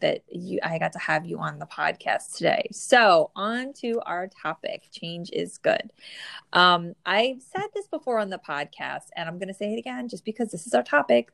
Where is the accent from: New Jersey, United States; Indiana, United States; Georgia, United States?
New Jersey, United States; born or raised there